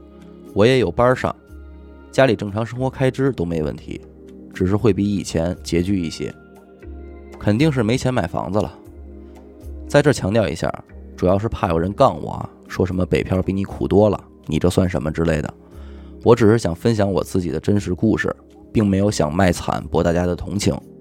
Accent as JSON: {"language": "Chinese", "region": "Beijing", "country": "China", "tie": "born or raised there", "said": "我作为一个北京土生土长的男孩，连个家都没有了。"}